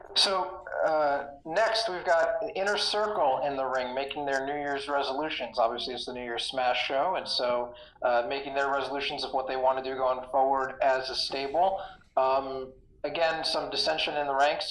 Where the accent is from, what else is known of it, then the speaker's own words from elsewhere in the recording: New York City, New York, United States; coming out of Brooklyn, New York, my hometown